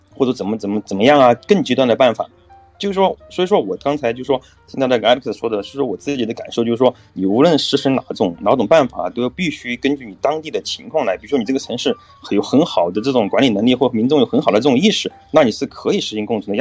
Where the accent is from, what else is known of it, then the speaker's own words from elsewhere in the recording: China; moved away; also born or lived in Shanghai; 我是大陆的，我中国大陆